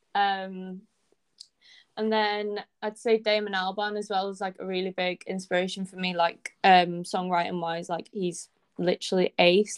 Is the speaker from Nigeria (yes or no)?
no; Anglesey, Wales, United Kingdom; I come from Anglesey, so there's literally no music scene here at all